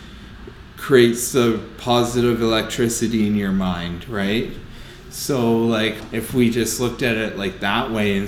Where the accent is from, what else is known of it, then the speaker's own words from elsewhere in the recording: Windsor, Ontario, Canada; moved away; also born or lived in South Bend, Indiana; I grew up in East Windsor